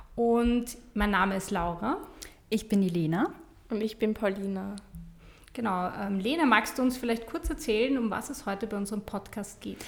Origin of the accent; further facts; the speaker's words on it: Vienna, Austria; Ich bin in Stammersdorf aufgewachsen